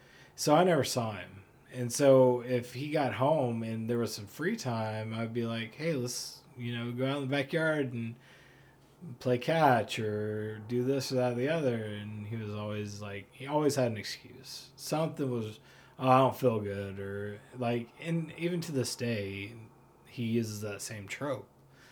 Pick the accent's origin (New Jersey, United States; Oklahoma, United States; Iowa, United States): Oklahoma, United States; Oklahoma City; born there; moved away; So I was born in Oklahoma City, and my dad worked on in an oil field over there, driving trucks actually, and so the oil ran out, and we ended up moving here.